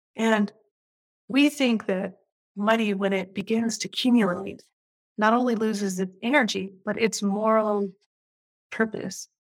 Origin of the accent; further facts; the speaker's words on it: Portland, Oregon, United States; moved away as an adult; also born or lived in Minnesota / Bay Area, California / New York City; I am a Portlander, fourth generation Portlander. And I grew up in Northeast Portland.